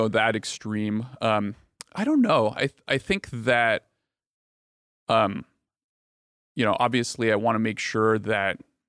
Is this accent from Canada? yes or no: no; Bulgaria; born there; So I was born in Bulgaria, mm-hmm. as you guys might know. It's a small country in Eastern Europe.